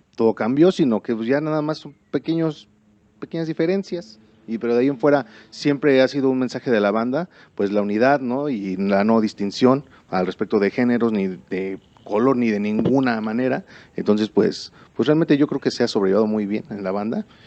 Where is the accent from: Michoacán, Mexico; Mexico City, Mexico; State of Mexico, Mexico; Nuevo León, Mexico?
State of Mexico, Mexico; Ecatepec; yo soy de Catepec, yo soy del, del barrio